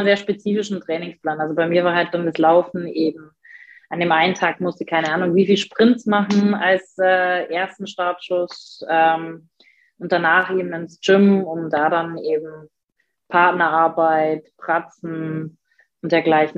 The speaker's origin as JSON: {"language": "German", "town": "Passau", "region": "Bavaria", "country": "Germany", "tie": "born or raised there", "moved": "yes", "lives_now": "Erfurt, Germany", "said": "Ich planiere im Sommer unsagbar gerne in Passau durch die Straßen, genieße ähm, meine Heimat"}